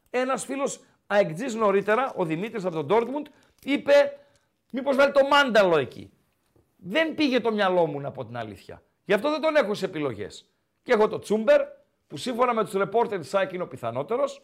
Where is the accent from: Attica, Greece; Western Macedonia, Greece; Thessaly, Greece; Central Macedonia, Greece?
Western Macedonia, Greece; Kozani; από Κοζάνη